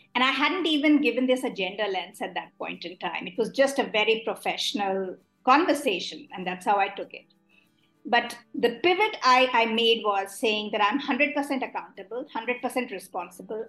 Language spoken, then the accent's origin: English; Delhi, India; I am someone who was born and brought up in Delhi